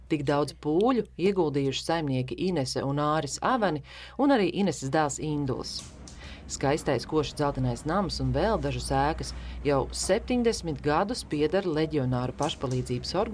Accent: Latvia; Jo mēs gatavojam visu tikai pēc antīkām metodoloģijām, tikai uz atklātas uguns. Un mēs visi esam latvieši.

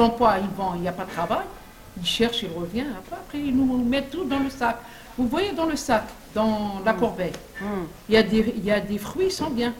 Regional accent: Algeria; now in France; nous les Algériens, on est plus français que lui

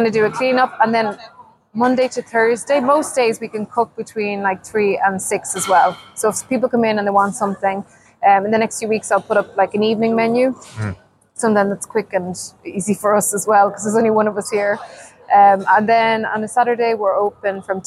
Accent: Ireland; moved away as an adult; now in Sweden; growing up in Ireland with my poor mom had like 12 to feed.

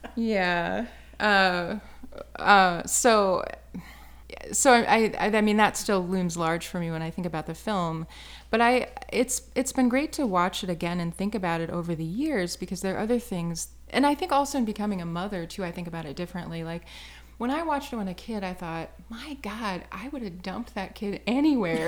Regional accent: Wisconsin, United States; now in Chicago, United States; we're both from Wisconsin

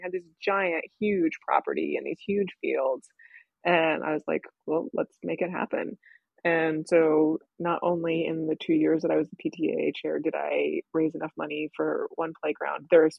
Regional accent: United States; moved away; also born or lived in England; as an American.

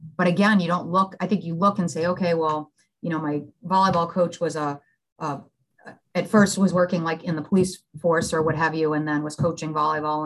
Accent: Billerica, Massachusetts, United States; I grew up outside of Boston, a little town called Billerica, Mass

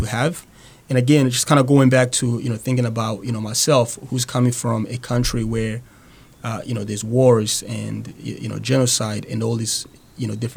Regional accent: Burundi; English is a second language; moved away as an adult; now in Manchester, United States; originally, I'm actually from a small country in East Africa called Burundi

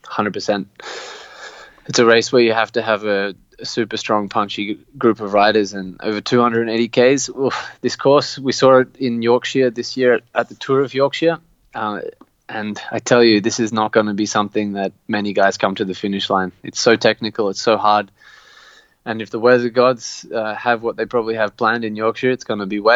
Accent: Canberra, Australian Capital Territory, Australia; my hometown of Canberra.

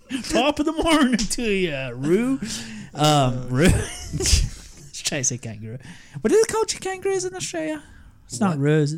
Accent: Scotland, United Kingdom; But the guy really liked my accent. We got to talking about Scotland, so he passed me.

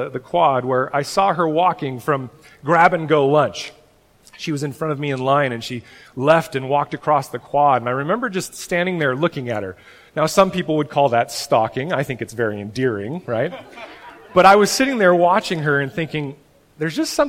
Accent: Oregon, United States; I'm from Oregon

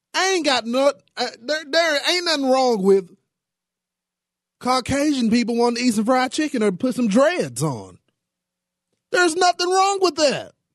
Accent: Texas, United States; the state of Texas, my home state

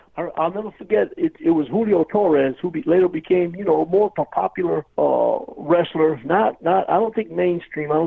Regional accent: New York City, New York, United States; moved away; I was born in Brooklyn, New York, yes, sir. And I was born and raised there

